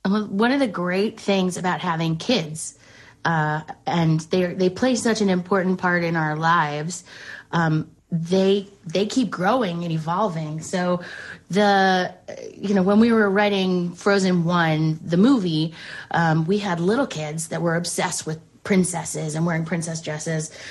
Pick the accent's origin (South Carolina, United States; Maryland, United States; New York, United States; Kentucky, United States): New York, United States; Westchester; moved away; also born or lived in Charlotte, North Carolina; I grew up in Westchester